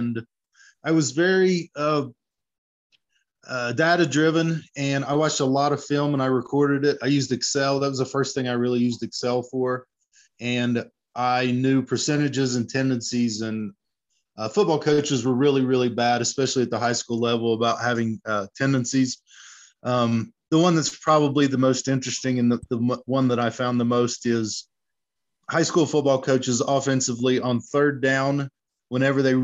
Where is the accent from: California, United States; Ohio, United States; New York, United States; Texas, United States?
Ohio, United States; Wheelersburg; I grew up in Wheelersburg, Ohio, which is right on the southern border of Ohio and Kentucky, right on the Ohio River